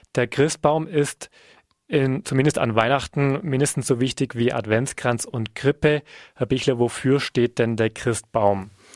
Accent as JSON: {"language": "German", "region": "Bavaria", "country": "Germany", "said": "bei uns in Bayern"}